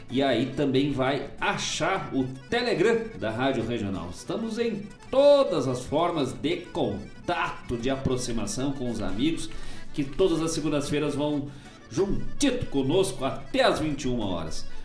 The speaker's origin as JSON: {"language": "Portuguese", "region": "Rio Grande do Sul", "country": "Brazil", "said": "Eu sou gaúcho e falo tchê."}